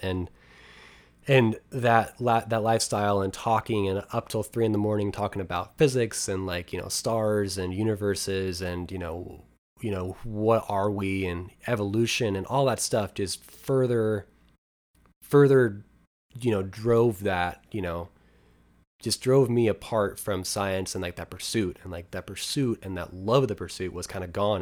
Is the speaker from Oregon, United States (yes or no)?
yes; near Helix, Oregon, United States; my hometown